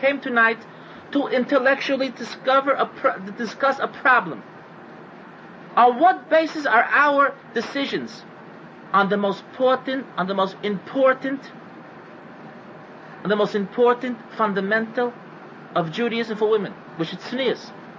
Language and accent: English; United States; I'm an American